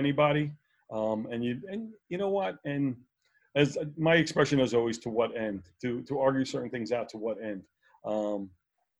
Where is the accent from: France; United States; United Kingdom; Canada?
United States; New York City, New York; I grew up in Brooklyn